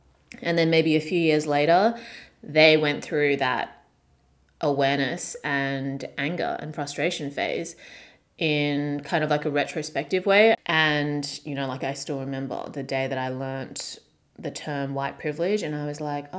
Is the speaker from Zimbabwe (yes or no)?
no; Australia; growing up in the very small white suburb that I grew up in Australia.